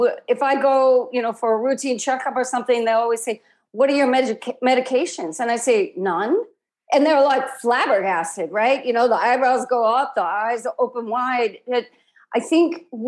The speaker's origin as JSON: {"language": "English", "region": "Midwest", "country": "United States", "tie": "born or raised there", "also_born_or_lived": "Bay Area, California", "moved": "yes", "said": "I grew up in the Midwest"}